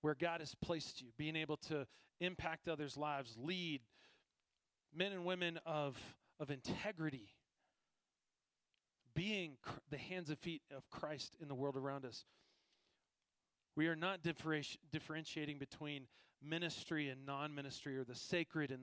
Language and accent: English; East Coast, United States; moved away as an adult; now in Colorado, United States; I'm from the East Coast